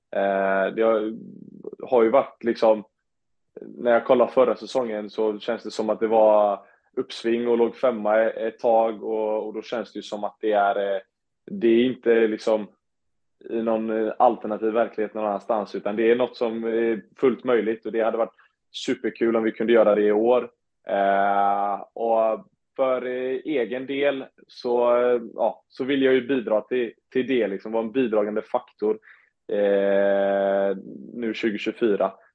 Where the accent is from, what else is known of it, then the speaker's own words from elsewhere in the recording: Onsala, Halland County, Sweden; jag kom från Onsala